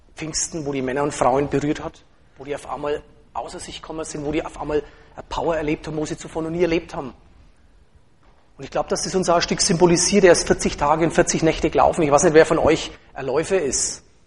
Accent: Franconia, Germany; als Franke Moslem

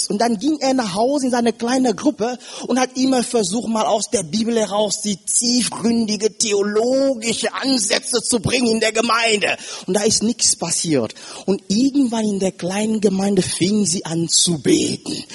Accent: Cameroon; German is a second language; Ich sage euch eins, liebe Geschwister, ich komme aus Kamerun, aus Afrika.

